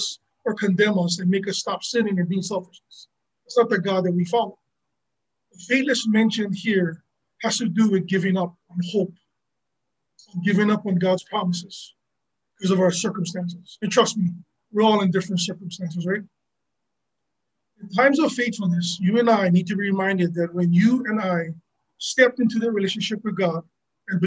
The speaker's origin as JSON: {"language": "English", "region": "Hawaii", "country": "United States", "said": "I am local"}